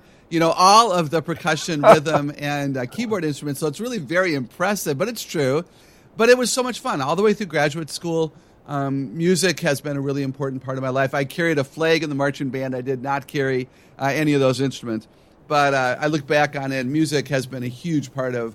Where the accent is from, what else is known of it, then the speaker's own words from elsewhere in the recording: Wisconsin, United States; I grew up in Wisconsin